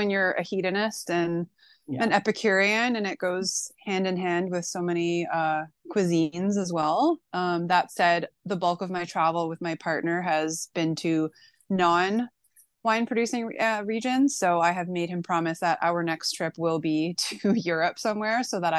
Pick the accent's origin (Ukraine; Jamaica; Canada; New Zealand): Canada; Manitoba; born there; also born or lived in British Columbia / Alberta / Ontario; I've lived all over Canada. Like I was born in Manitoba, lived in BC twice, also Alberta. I'm now in Ontario.